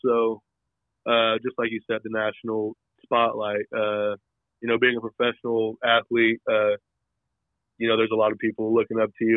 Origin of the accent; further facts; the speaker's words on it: Oklahoma, United States; growing up in Oklahoma, I was a big, you know, OU fan.